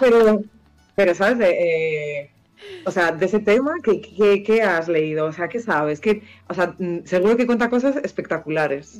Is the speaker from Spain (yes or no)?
yes; Vigo, Galicia, Spain; moved away; also born or lived in Santander; Yo soy de Vigo.